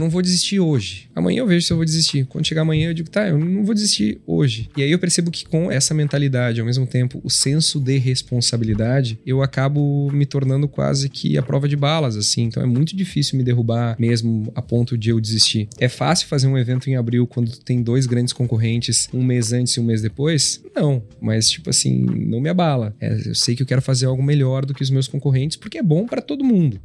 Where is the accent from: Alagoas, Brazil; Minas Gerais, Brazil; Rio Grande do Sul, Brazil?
Rio Grande do Sul, Brazil; Gramado; born or raised there; also born or lived in Porto Alegre